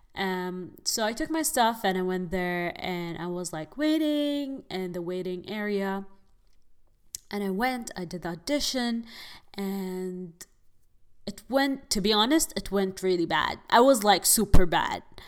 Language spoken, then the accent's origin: English; Abu Dhabi, United Arab Emirates; moved away as an adult; now in Los Angeles, United States; I am originally from United Arab Emirates, Abu Dhabi